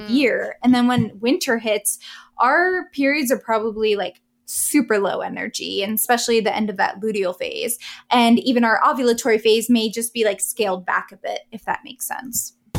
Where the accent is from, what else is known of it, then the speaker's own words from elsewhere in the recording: East Coast, United States; I'm from the East Coast